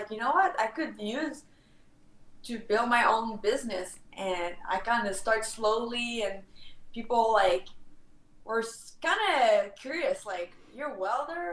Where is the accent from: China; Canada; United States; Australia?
Canada; accent: French; English is a second language; with my French accent kind of represent the French part of Canada